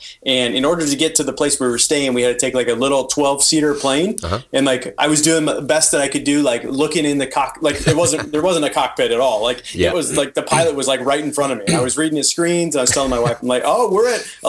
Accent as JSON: {"language": "English", "town": "Dayton", "region": "Ohio", "country": "United States", "said": "I am from Dayton, Ohio."}